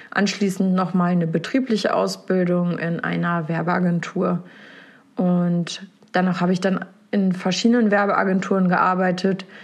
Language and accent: German; Porta Westfalica, North Rhine-Westphalia, Germany; also born or lived in Minden; ich bin dieses Jahr 30 geworden. Geboren bin ich in Minden und aufgewachsen im wunderschönen Porta Westfalica an der Weser zwischen Wien und Wesergebirge.